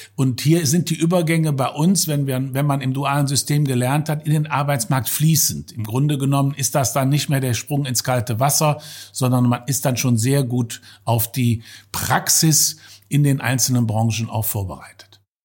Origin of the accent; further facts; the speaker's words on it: Germany; hier bei uns in Deutschland